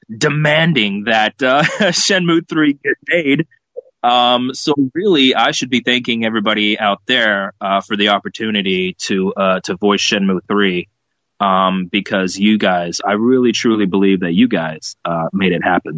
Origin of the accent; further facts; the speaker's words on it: Texas, United States; moved away; my uh, background when I was a kid growing up in Texas